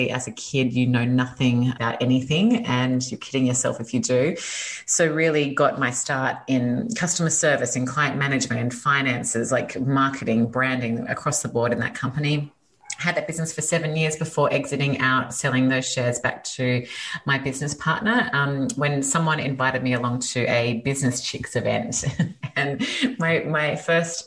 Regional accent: Australia; accent: Australian; moved away as an adult; now in California, United States; you can hear from my accent that I'm Australian originally. Moved to California 5 years ago

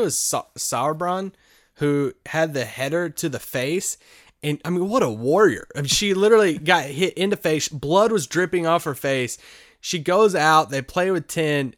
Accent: United States; I'm an American

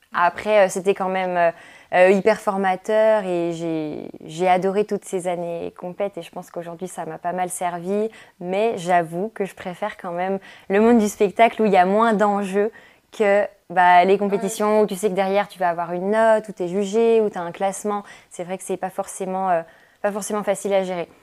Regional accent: Jura, Bourgogne-Franche-Comté, France; moved away as an adult; je suis originaire du Jura.

